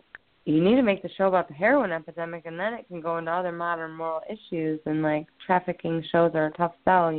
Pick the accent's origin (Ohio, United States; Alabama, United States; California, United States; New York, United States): Ohio, United States; Lorain; also born or lived in Elyria, Ohio; my hometown, which is Lorain, Ohio